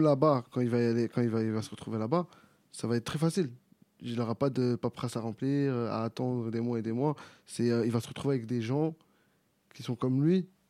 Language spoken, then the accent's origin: French; Clichy-sous-Bois, Île-de-France, France; je viens de Clichy, j'ai grandi sur Clichy-sous-Bois